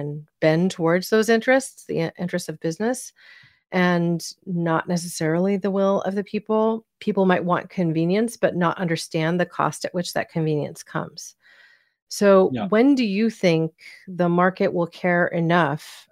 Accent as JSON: {"language": "English", "area": "Silicon Valley", "region": "California", "country": "United States", "tie": "born or raised there", "said": "I grew up essentially in Silicon Valley"}